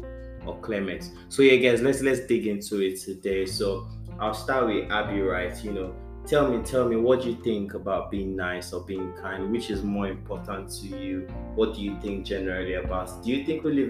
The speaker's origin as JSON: {"language": "English", "country": "Nigeria", "said": "as a Nigerian"}